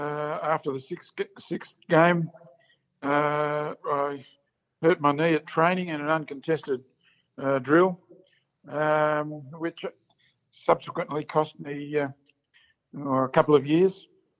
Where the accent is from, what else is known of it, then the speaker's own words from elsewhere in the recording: Kyabram, Victoria, Australia; moved away as an adult; also born or lived in South Australia; Yeah, Kyabram in northern Victoria, town of about 7,000 people these days, fruit growing and dairying area. Yeah, that's where I lived for the first 17 years of my life.